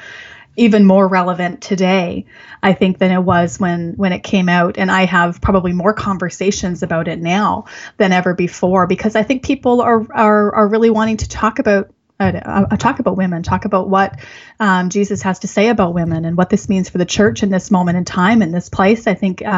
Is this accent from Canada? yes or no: yes; Canada; as a Canadian